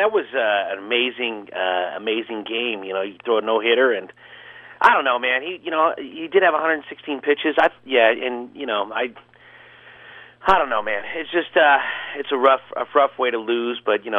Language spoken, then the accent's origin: English; Oakland, California, United States; growing up in Oakland